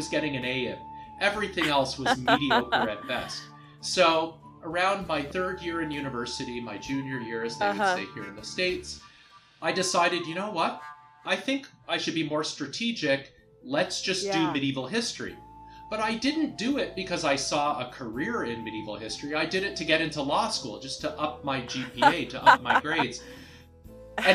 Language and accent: English; Toronto, Ontario, Canada; moved away; I grew up in Toronto